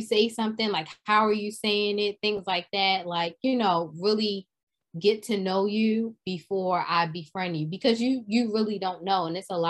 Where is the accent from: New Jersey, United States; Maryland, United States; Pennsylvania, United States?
Maryland, United States; Baltimore; also born or lived in New York; growing up in Baltimore and New York, specifically Baltimore